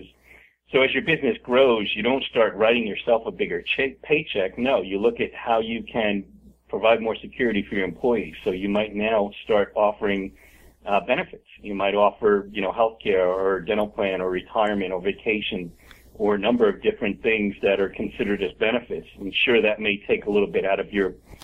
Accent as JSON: {"language": "English", "country": "United States", "tie": "born or raised there", "lives_now": "Charlotte, United States", "said": "I was born in the United States. My father was born in Italy"}